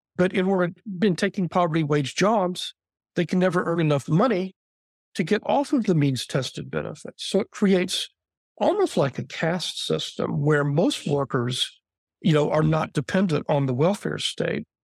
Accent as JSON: {"language": "English", "region": "Texas", "country": "United States", "said": "as a Texan"}